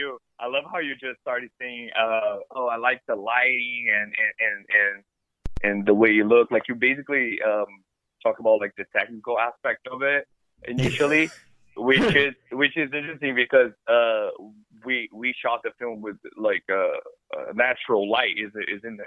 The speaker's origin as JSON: {"language": "English", "country": "Brazil", "tie": "born or raised there", "also_born_or_lived": "Ireland", "moved": "yes", "lives_now": "Los Angeles, United States", "said": "I was born and raised in Brazil, and I came to study film in America."}